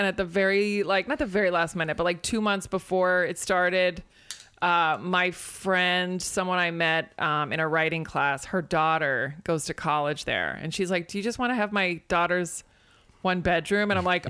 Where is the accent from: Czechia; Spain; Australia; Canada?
Spain; I mean, I grew up on more of the Spanish side because I grew up in Spain.